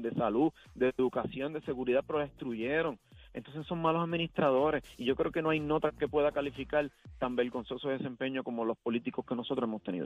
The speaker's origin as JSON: {"language": "Spanish", "country": "Puerto Rico", "tie": "born or raised there", "said": "cuando yo nací, yo me crié, decían que Puerto Rico era el país más feliz del mundo"}